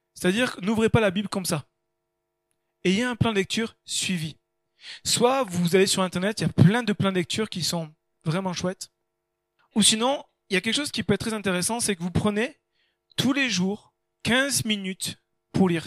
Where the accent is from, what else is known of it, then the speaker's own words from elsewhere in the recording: France; nous on est français